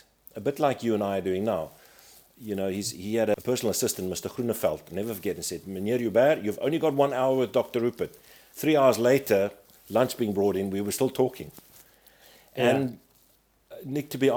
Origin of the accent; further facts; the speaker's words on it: South Africa; as a South African